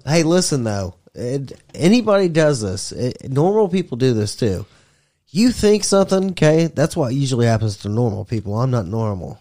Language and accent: English; United States; I'm American.